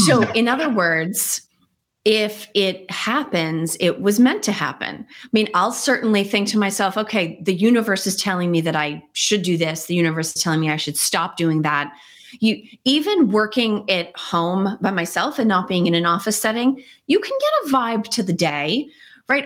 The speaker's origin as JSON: {"language": "English", "country": "United States", "said": "I'm too American"}